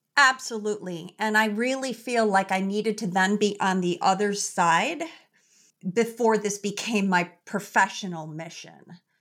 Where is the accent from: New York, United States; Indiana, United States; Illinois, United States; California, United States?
Illinois, United States; Chicago; I am originally born and raised in Chicago